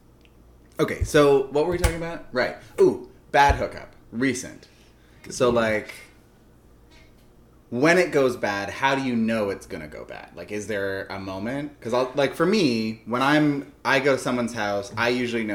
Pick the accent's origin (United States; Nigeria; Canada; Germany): Canada; I'm Canadian